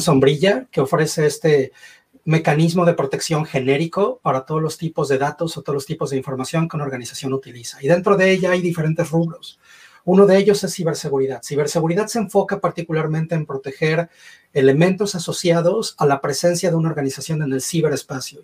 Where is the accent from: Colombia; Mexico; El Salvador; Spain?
Mexico; moved away as an adult; also born or lived in Mexico City; now in Mississauga, Canada; nací en México, crecí en México. En 2011 se me metió la idea loca de emigrar a Canadá